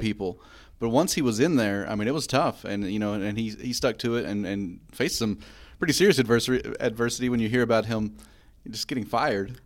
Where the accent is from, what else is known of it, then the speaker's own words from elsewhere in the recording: Eastern Kentucky, United States; growing up in Eastern Kentucky